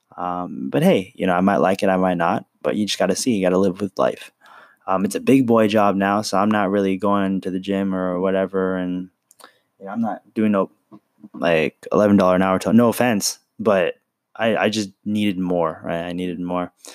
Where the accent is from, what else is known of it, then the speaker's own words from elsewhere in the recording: San Francisco, California, United States; I was born in San Francisco